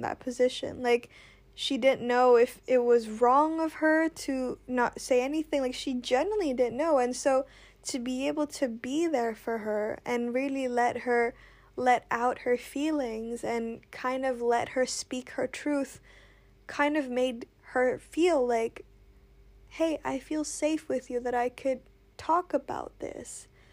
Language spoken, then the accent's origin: English; Indonesia; I grew up in Indonesia